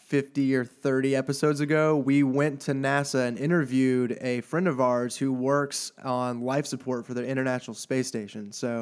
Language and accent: English; Houston, Texas, United States; born there; I was born in Houston.